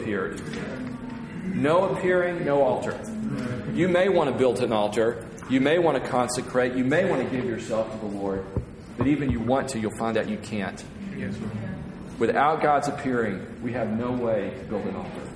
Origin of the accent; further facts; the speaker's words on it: United States; I'm from the States.